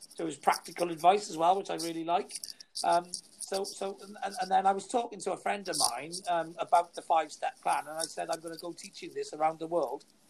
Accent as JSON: {"language": "English", "area": "Welsh", "region": "Wales", "country": "United Kingdom", "said": "I'm Welsh, I am"}